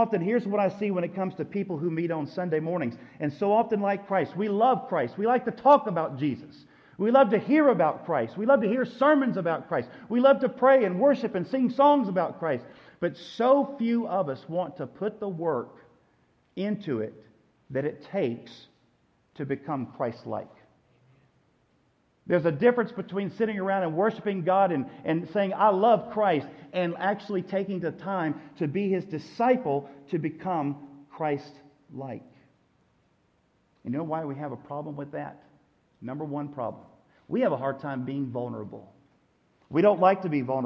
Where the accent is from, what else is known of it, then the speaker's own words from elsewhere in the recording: United States; we as an American church